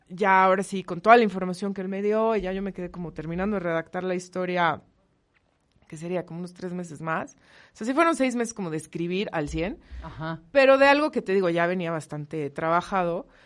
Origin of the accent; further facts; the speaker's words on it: Mexico; nos caracteriza mucho como mexicanos.